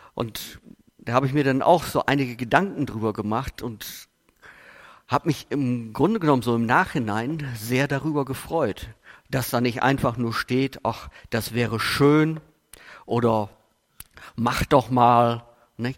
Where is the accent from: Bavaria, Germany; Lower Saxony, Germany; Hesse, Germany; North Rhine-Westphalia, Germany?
North Rhine-Westphalia, Germany; Steinfurt; ich komme aus Buchsteinfurt